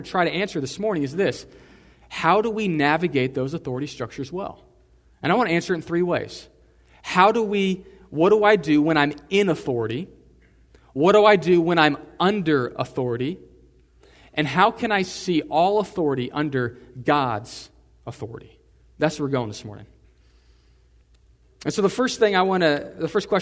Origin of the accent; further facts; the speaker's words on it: Texas, United States; I'm in America, I'm a Texan